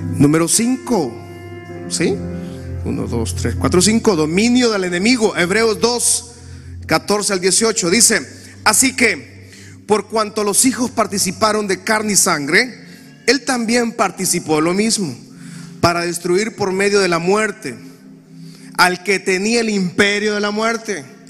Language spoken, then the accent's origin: Spanish; Honduras; Yo tengo 40 años de edad y desde que tengo uso de razón escucho violencia en mi país